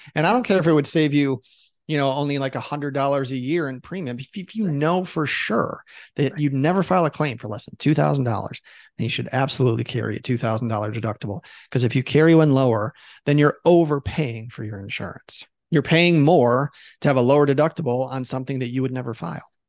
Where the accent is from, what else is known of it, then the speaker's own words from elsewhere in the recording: Chicago, Illinois, United States; now in Boise, United States; I live in Idaho. I hail from Chicago, Illinois, originally